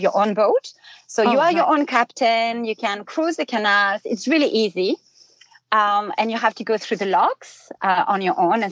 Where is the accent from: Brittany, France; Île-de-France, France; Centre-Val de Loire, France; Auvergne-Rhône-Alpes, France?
Brittany, France; moved away; I'm originally from Brittany